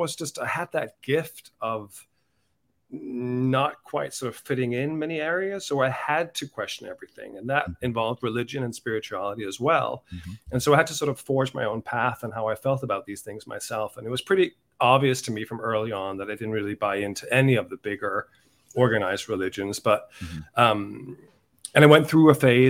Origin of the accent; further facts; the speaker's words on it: Denmark; moved away as an adult; also born or lived in Dublin, Ireland; now in United States; I was brought up in Denmark